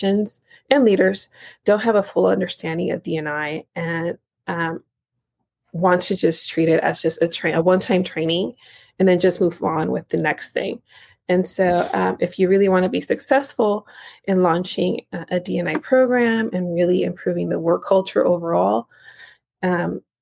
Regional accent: Nicaragua; now in United States; I'm actually not even from the U.S. I was born in Central America and Nicaragua.

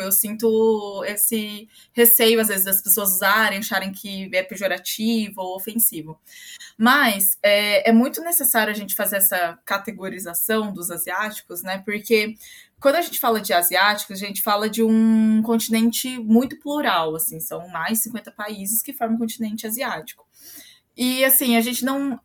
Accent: Londrina, Paraná, Brazil; Eu sou brasileira, sou londrinense. Eu nasci em Londrina e moro aqui até hoje

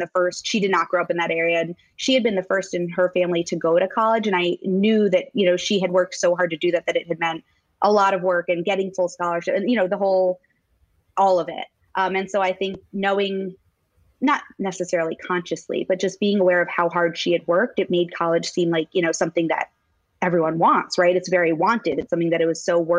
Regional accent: Maryland, United States; I grew up in Maryland in a suburb of DC.

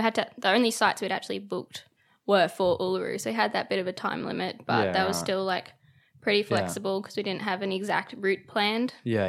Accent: north of Brisbane, Queensland, Australia; about half an hour north of Brisbane.

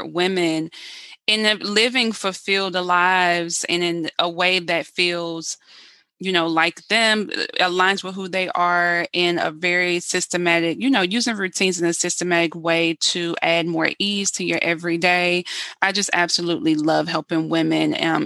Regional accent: South Carolina, United States; now in Baltimore, United States; I'm originally from South Carolina

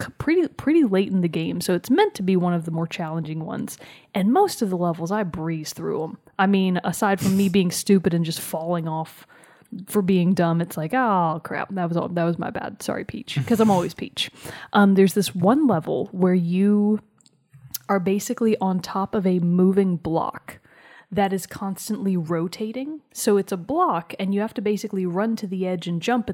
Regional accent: Tennessee, United States; I'm from Tennessee.

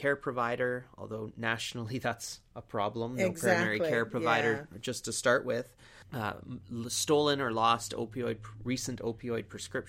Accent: British Columbia, Canada; It's kind of mean, though, because as Canadians, we always pick on Ontario anyway.

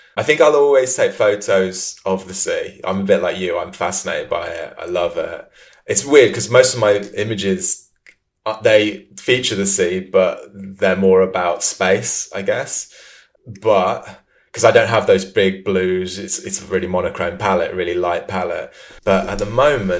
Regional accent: Leamington Spa, West Midlands, United Kingdom; moved away; also born or lived in London; I grew up in Leamington Spa, which is pretty much the centre of England

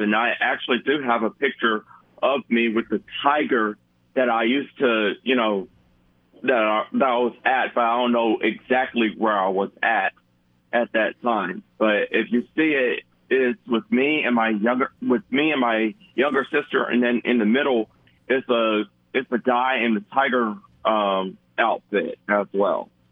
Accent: Montgomery, Alabama, United States; my hometown

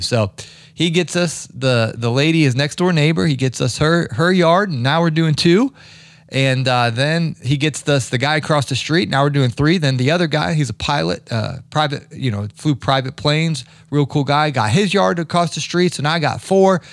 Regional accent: Ohio, United States; growing up in Ohio

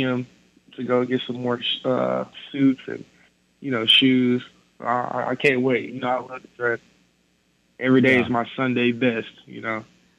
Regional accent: Kennedale, Texas, United States; now in Norman, United States

